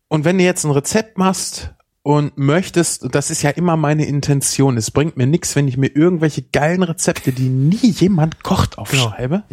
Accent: Germany; bei uns, wir sind Deutsche

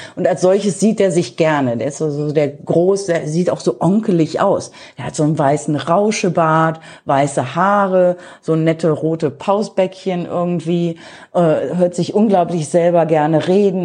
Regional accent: Germany; moved away as an adult; also born or lived in Cologne; now in India; bei uns in Deutschland

